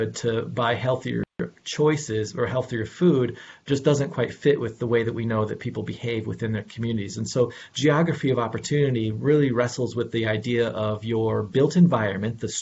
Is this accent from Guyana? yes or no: no; Elkhart, Indiana, United States; moved away; in my home town, Northern Indiana, Elkhart, Indiana, my own personal family experience was caught up in this whole entire idea of education desert.